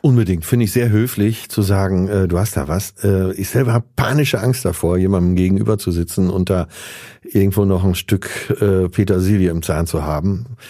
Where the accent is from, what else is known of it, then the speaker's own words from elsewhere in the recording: Münster, North Rhine-Westphalia, Germany; also born or lived in Essen; 27. September in Essen geboren, dann aber relativ schnell weggezogen äh, ins Münsterland nach Münster da aufgewachsen